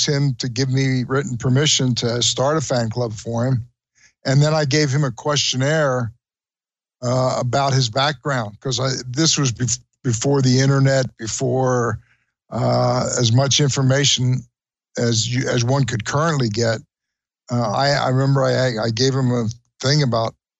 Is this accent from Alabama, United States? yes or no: no; Trenton, New Jersey, United States; I was born and raised in Trenton, New Jersey